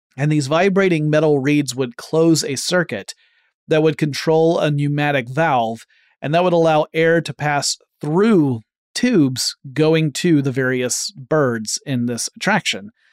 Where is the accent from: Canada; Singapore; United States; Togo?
United States; Atlanta, Georgia; based in my hometown of Atlanta, Georgia